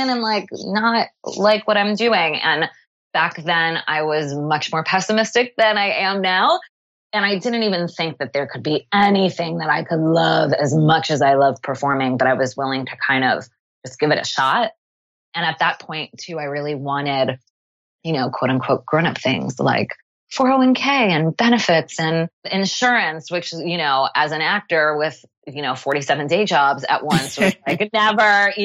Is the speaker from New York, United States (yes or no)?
yes; Long Island, New York, United States; moved away as an adult; now in Montclair, United States; I grew up on Long Island